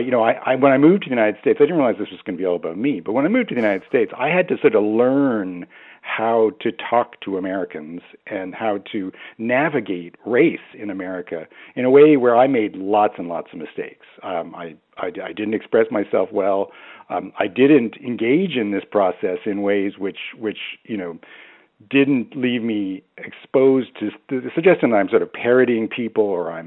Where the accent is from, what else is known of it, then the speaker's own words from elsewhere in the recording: Canada; accent: Canadian; also born or lived in Baltimore; So my accent is completely messed up, and in the sense that I grew up in Canada. I have a sort of moderately strong Canadian accent.